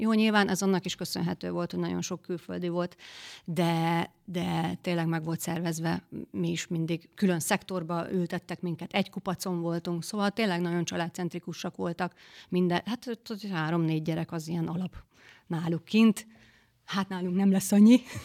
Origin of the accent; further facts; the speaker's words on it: a village near Győr, Győr-Moson-Sopron, Hungary; moved away as an adult; now in Balogunyom, Hungary; én Győr melletti faluból származunk, és ez egy szomszéd falu